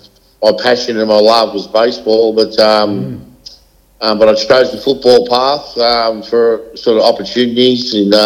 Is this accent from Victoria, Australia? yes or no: yes; Melbourne, Victoria, Australia; now in Templestowe, Australia; Grew up in East Kilmore.